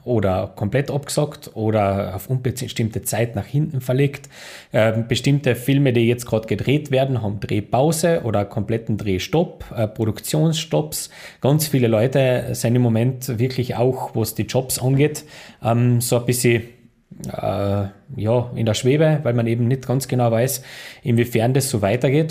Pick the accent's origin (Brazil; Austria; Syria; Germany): Austria; bei uns in Österreich